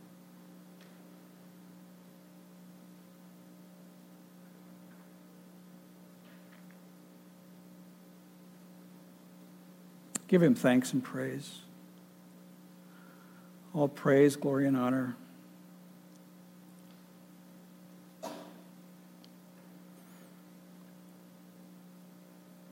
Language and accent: English; Michigan, United States; the fruit orchards and the vineyards where I grew up in Michigan